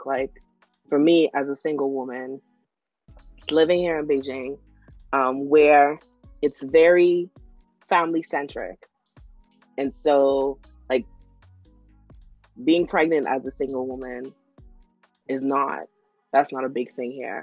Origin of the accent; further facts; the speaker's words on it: Freeport, Grand Bahama, Bahamas; moved away; when I go home, I go to Freeport